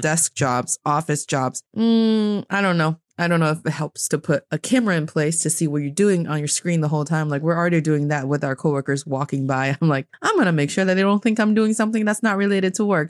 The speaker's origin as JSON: {"language": "English", "region": "Northeast China", "country": "China", "also_born_or_lived": "Beijing, China", "said": "I am from the northeast part of China"}